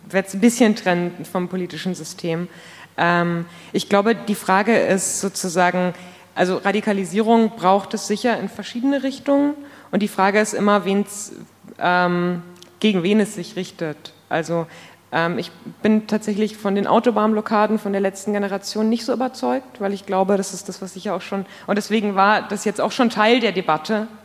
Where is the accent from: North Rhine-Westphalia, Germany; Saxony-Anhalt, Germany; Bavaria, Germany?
Bavaria, Germany; Munich; ich komme aus München